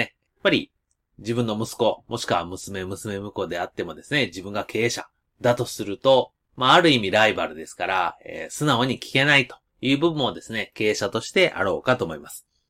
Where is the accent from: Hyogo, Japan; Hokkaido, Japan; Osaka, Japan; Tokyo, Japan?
Hyogo, Japan; Nishinomiya; 私地元西宮